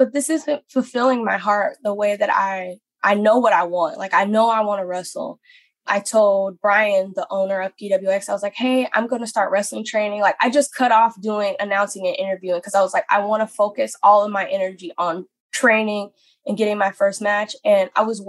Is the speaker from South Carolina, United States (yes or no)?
no; Atlanta, Georgia, United States; I'm originally from Atlanta